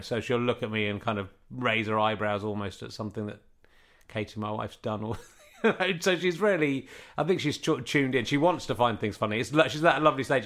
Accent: Yorkshire and the Humber, United Kingdom; moved away; I'm, I'm from Yorkshire originally

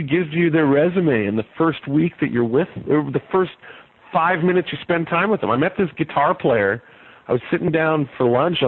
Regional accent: Vancouver, British Columbia, Canada; I'm from Vancouver

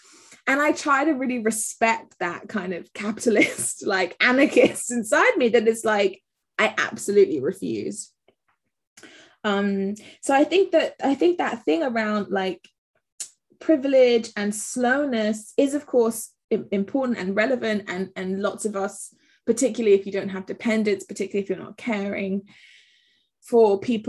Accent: Accra, Greater Accra, Ghana; also born or lived in England; as a Ghanaian, because my family are Ghanaian and English, and I grew up between here and Accra, I have a particular relationship with slowness

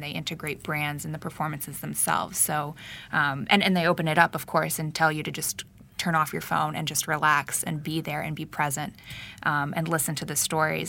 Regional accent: Northeast Ohio, United States; I'm from Northeast Ohio.

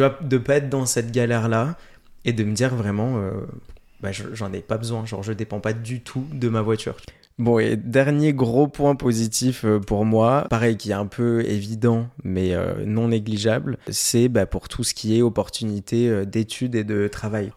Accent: Grenoble, Auvergne-Rhône-Alpes, France; moved away as an adult; now in Paris, France; je suis de Grenoble

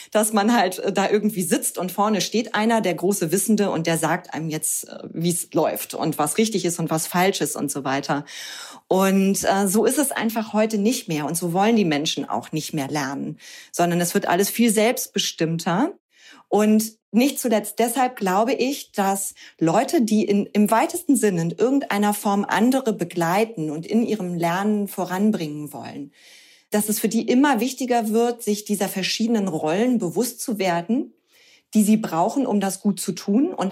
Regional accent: Hamburg, Germany; now in Cologne, Germany; Ich bin ursprünglich aus Hamburg, bin jetzt aber schon seit vielen Jahren mit meinem Mann und meinem Sohn zusammen in Köln

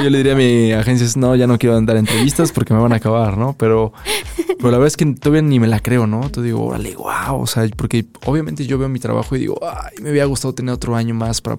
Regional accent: Mexico; somos mexicanos

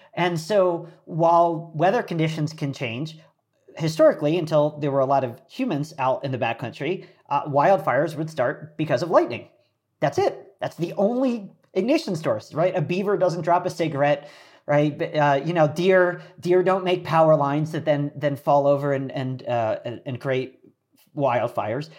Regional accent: Philadelphia, Pennsylvania, United States; moved away; I grew up outside of Philadelphia

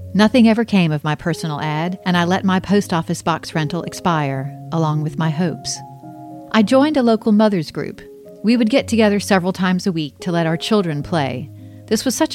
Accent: Charleston, South Carolina, United States; I was born in Charleston, South Carolina on February 29, 1968

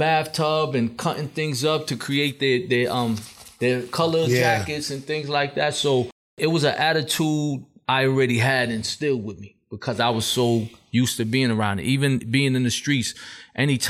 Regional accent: New York City, New York, United States; Marcus Garvey Village in Brownsville. So half of the project was also Decepticon. So a lot of the dudes we grew up with together as well were Decepticons.

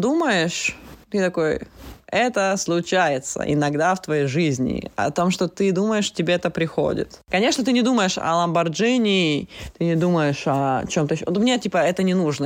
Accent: Russia; now in Portugal; я тоже из маленькой страны, Россия

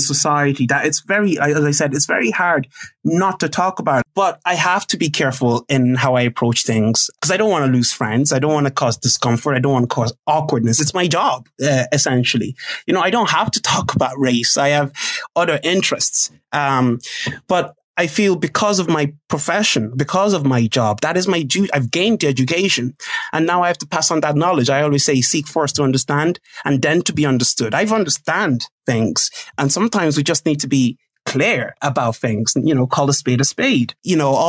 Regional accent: Ireland; when I was growing up in Ireland in secondary school.

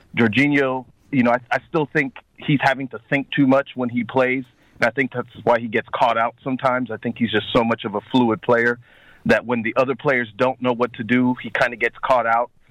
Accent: Cincinnati, Ohio, United States; I live in Ohio, Cincinnati, Ohio

